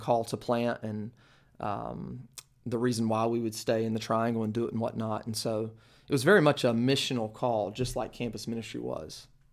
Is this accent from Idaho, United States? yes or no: no; Kinston, North Carolina, United States; I grew up in Kinston, North Carolina